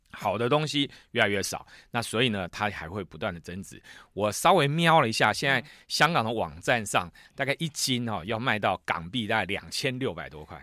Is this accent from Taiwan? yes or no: yes; Taiwan; 我们台湾人